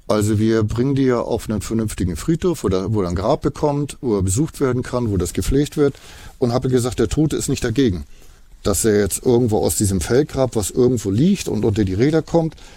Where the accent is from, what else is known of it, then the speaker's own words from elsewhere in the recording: Estonia; German is a second language; Und so ein Kind in Estland macht den Atlas auf, dann hat das hier mal Isama, also mein Heimatland.